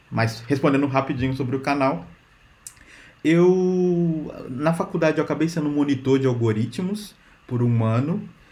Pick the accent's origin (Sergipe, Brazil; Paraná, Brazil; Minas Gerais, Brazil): Minas Gerais, Brazil; moved away as an adult; also born or lived in São Paulo; now in Portugal; eu sou de Minas, trabalhei em São Paulo, agora eu estou aqui em Portugal